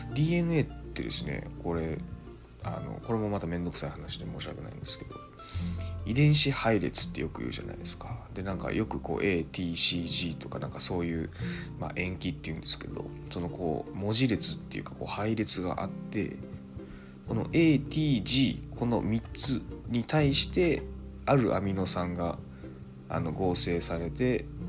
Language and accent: Japanese; Osaka, Japan; now in Nakashibetsu, Japan; 僕自身その大阪出身で、えー、っとまあ、中標津っていうところにこう移住してきたわけですけど